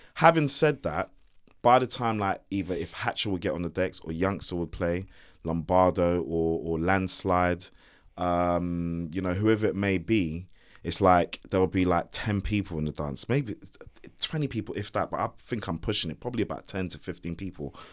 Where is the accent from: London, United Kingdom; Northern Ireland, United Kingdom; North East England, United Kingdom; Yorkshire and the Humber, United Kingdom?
London, United Kingdom; moved away as an adult; also born or lived in Shepherd's Bush; now in Windsor, United Kingdom; I wasn't from Croydon and I wasn't from, you know, I was from Hammersmith